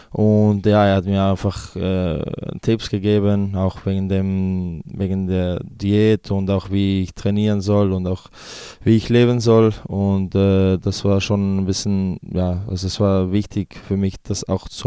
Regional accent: Switzerland; Also ich, fühl, ich habe mich schon immer als äh, Serbe gefühlt, ähm, ja, weil meine Eltern noch äh, von, da, von da sind. Ähm, aber bin auch der Schweiz sehr dankbar, dass ich äh, in dem Land aufwachsen durfte

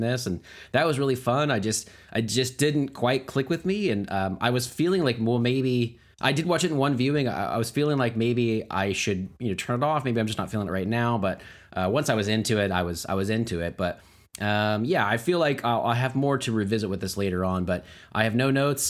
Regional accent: United States

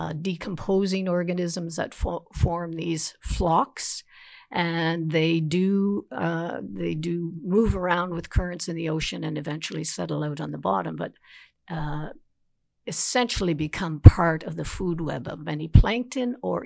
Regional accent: the Maritimes, Canada; I guess I could say growing up on the East Coast, I was also fortunate enough to have a mother who was a teacher. So she had the summers off, and we spent our summers at a cottage on the Northumberland Strait.

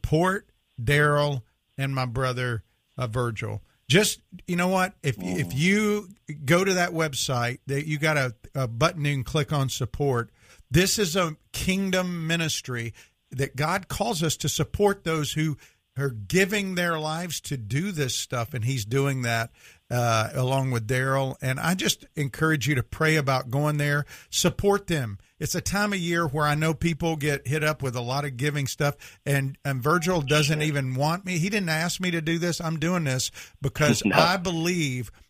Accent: Mississippi, United States; I'm from Mississippi

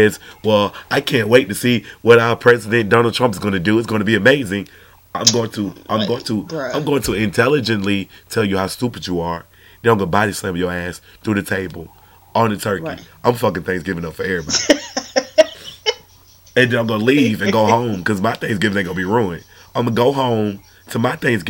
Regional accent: Georgia, United States; I'm from Georgia

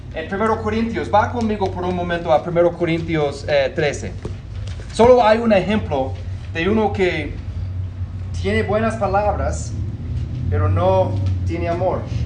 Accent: United States; Spanish is a second language; moved away; yo nací en el norte, en los Estados Unidos

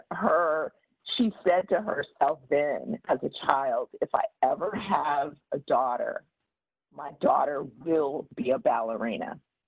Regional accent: Oklahoma, United States; born there; my parents are both from Oklahoma, and the story, and I was born in Oklahoma

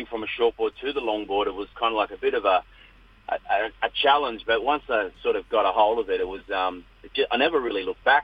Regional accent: Northern Rivers and the Tweed Coast, New South Wales, Australia; I love where I come from, growing up in the Northern Rivers and the Tweed Coast, Bunjalung, Gudjonbura area.

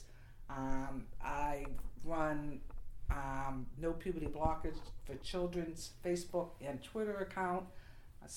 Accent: Boston, Massachusetts, United States; I'm from the Boston area

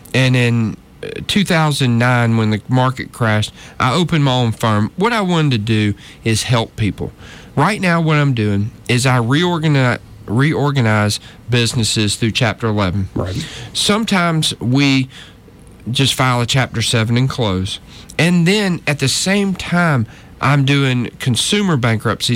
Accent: North Georgia, United States; moved away as an adult; now in Montgomery, United States; I was raised in North Georgia. Okay. Uh, up in the mountains

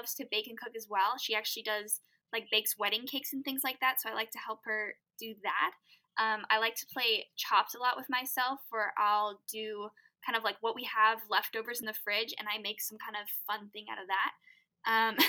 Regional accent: Southern California, United States; I'm from sunny Southern California

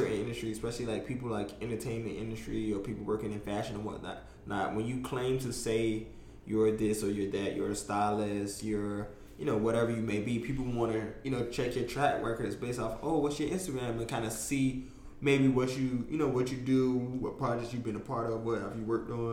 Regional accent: North Carolina, United States; now in New York City, United States; I'm the kid from North Carolina

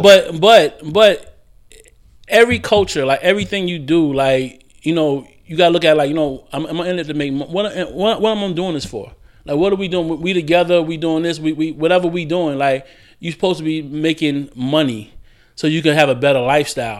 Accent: Jersey City, New Jersey, United States; moved away; also born or lived in Florida / Charlotte; I grew up in Jersey City

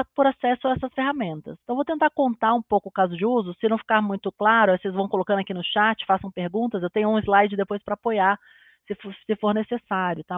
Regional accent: Brazil; a gente como brasileiro

